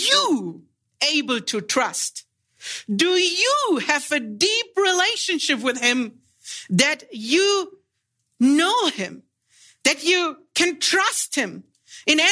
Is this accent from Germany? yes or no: yes; Germany; I'm from Germany. I fly about 13 to 14 hours out here for the seminary